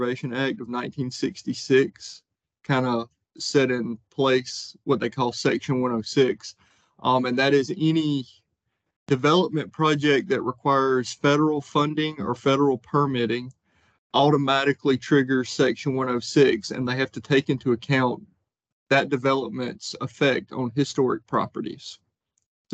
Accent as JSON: {"language": "English", "town": "Edgefield", "region": "South Carolina", "country": "United States", "tie": "born or raised there", "also_born_or_lived": "Athens, Georgia", "said": "I grew up in Edgefield, South Carolina, on a dairy farm outside of Edgefield"}